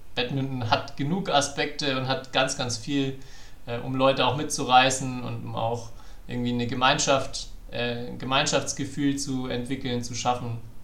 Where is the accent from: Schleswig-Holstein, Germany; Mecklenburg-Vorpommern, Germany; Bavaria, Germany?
Bavaria, Germany; Franconia; ich bin ja Franke